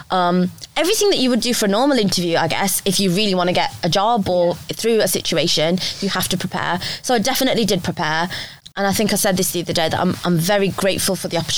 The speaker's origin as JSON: {"language": "English", "country": "India", "said": "I'm Indian, so I come. I've you know lived as part of a big family before."}